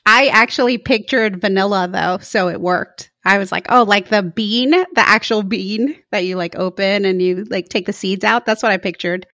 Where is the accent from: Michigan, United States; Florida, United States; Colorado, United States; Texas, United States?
Florida, United States; moved away as an adult; now in San Mateo, United States; I never realized I was from Florida until I moved to the West Coast